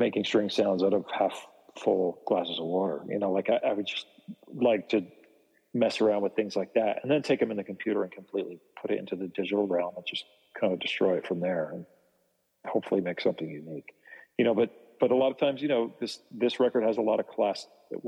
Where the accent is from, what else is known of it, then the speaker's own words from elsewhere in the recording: New Jersey, United States; back when I grew up in New Jersey when I was a kid.